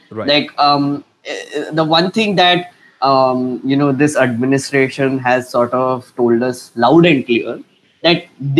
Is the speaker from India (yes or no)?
yes; Nagpur, Maharashtra, India; I'm from Nagpur.